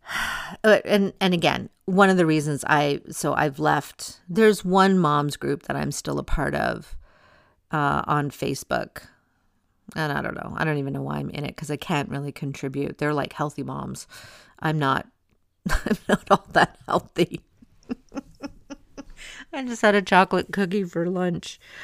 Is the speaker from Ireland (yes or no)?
no; Canada; I'm Canadian